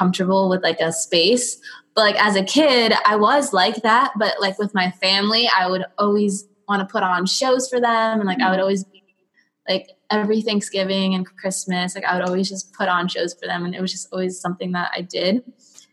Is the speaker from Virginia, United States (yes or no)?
no; Broward, Florida, United States; also born or lived in Miami; I was born in Miami. I lived in Miami my whole life. Well, not Miami, Broward